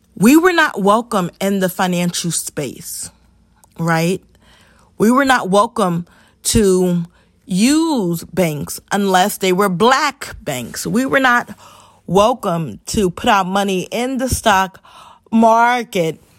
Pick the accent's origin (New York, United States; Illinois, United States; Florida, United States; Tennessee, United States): New York, United States; New York City; also born or lived in North Carolina; Born and raised in the Bronx